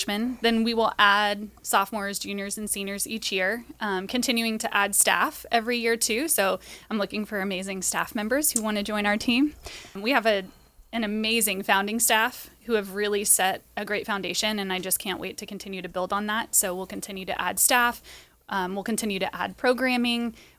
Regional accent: California, United States; I grew up in Orange County, but went to San Diego State.

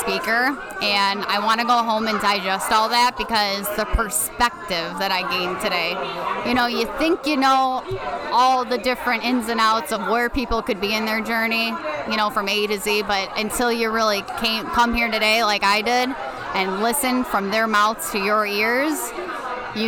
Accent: Elmwood Park, Illinois, United States; I'm from Elmwood Park, Illinois, just outside of Chicago, Illinois

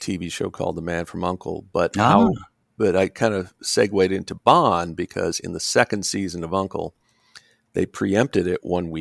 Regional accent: Bloomington, Indiana, United States; I grew up in Indiana, Bloomington, a college town.

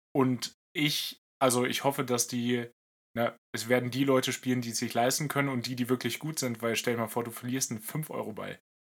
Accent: Lower Saxony, Germany; mein Heimatbundesland Niedersachsen

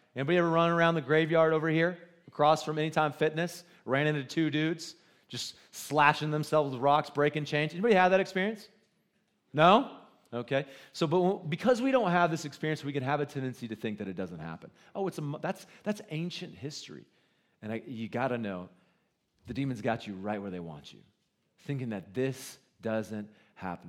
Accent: Goose Creek, South Carolina, United States; now in Cody, United States; I just know that you don't know where Goose Creek is

